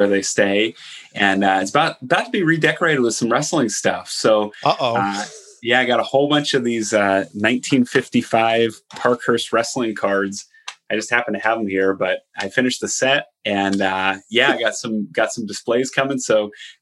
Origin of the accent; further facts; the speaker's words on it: Allentown, Pennsylvania, United States; Allentown, my hometown